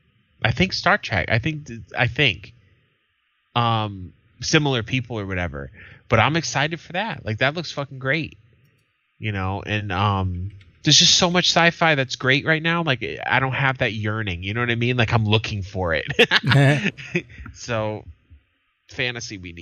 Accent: United States; I'm American

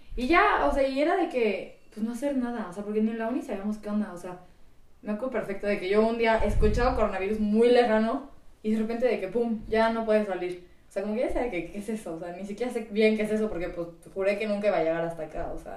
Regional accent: San Luis Potosí, Mexico; soy de San Luis Potosí.

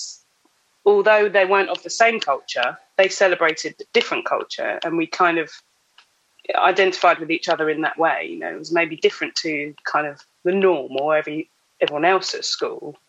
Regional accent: Epsom, South East England, United Kingdom; also born or lived in Clapham, London; now in Croydon, United Kingdom; I was born and bred in Epsom, Surrey, and I'm only down the road now in Croydon

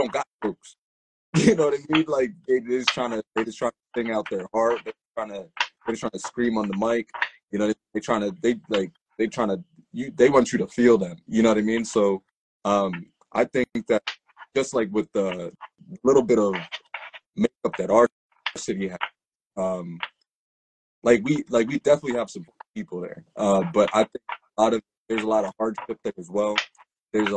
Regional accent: Reading, Pennsylvania, United States; I'm a second generation Jamaican. I was born in Reading.

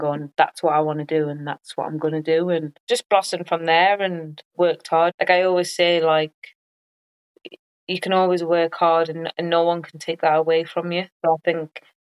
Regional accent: England, United Kingdom; also born or lived in United States; our English mentality

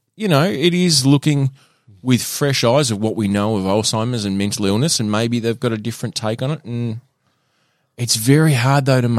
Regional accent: Tasmania, Australia; So, the issues that we faced growing up in Tassie in the 90s.

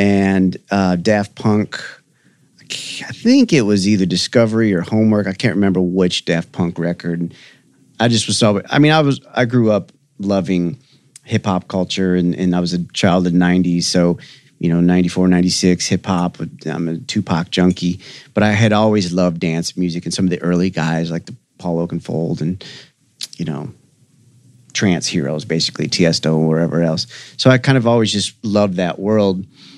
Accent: Detroit, Michigan, United States; now in Nashville, United States; I'm from Detroit. I moved to Nashville about 17 years ago.

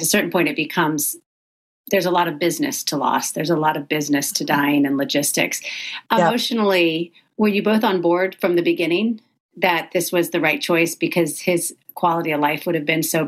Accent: the South, United States; now in California, United States; I'm from the South

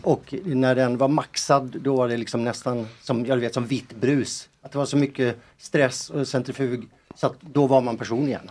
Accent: Boden, Norrbotten County, Sweden; hemma i Boden.

